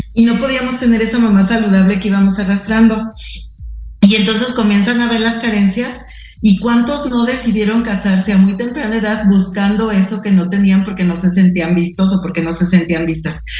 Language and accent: Spanish; Mexico; somos mexicanos